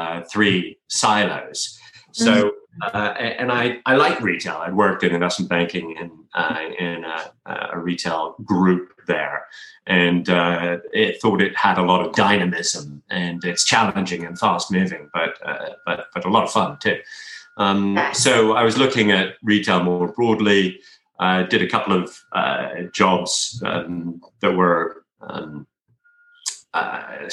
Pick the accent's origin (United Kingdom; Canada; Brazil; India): United Kingdom; also born or lived in United States / France; I grew up for the most part in the UK